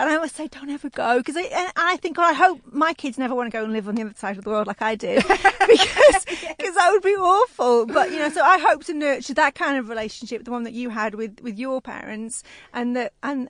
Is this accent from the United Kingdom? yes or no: yes; Wales, United Kingdom; moved away as an adult; now in Australia; So, you know, I grew up in Wales, which is, you know, back of beyond.